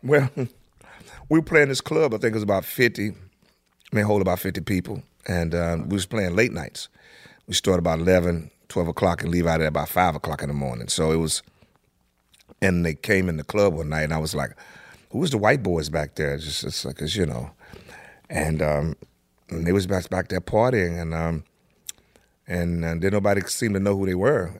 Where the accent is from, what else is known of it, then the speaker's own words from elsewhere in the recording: Tulsa, Oklahoma, United States; also born or lived in Langston, Oklahoma; Tulsa is where I grew up